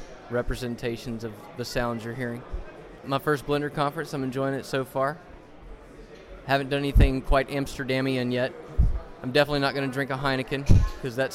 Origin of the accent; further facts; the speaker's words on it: Atlanta, Georgia, United States; I'm from Atlanta, Georgia. Kind of born, raised, educated, married, 3 kids, and professionalized there